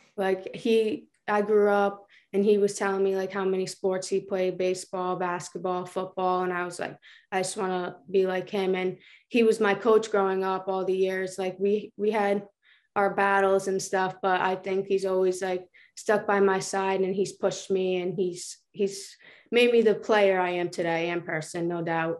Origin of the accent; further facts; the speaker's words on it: Johnston, Rhode Island, United States; In Johnston, like, we're all, like, a tight family